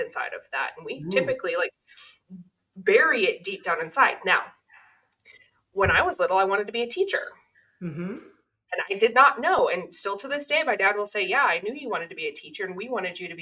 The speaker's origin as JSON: {"language": "English", "town": "Oceanside", "region": "California", "country": "United States", "tie": "born or raised there", "said": "I grew up in Oceanside, California"}